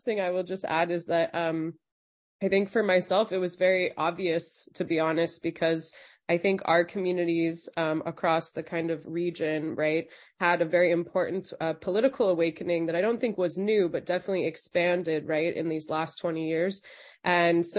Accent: Los Angeles, California, United States; I grew up in Los Angeles

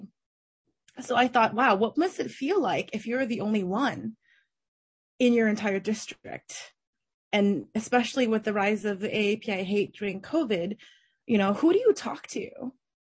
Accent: Berkeley, California, United States; also born or lived in China; I grew up in Berkeley, California

